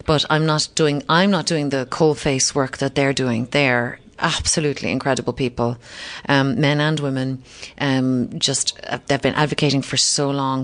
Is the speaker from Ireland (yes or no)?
yes; Kinsale, Munster, Ireland; also born or lived in London; we were in Kinsale, my hometown